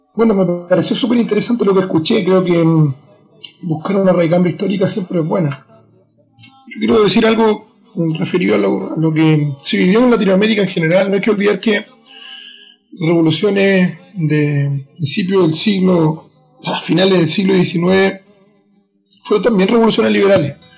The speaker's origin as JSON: {"language": "Spanish", "country": "Chile", "said": "mi país"}